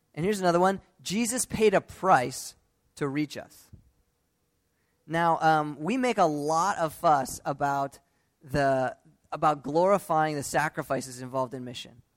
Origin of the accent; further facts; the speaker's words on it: United States; Growing up in the United States